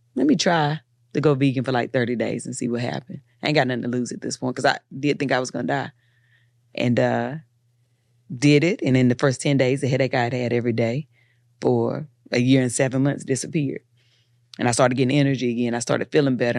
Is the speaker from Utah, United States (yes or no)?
no; Eden, North Carolina, United States; I'm from Eden, so nobody was an actor.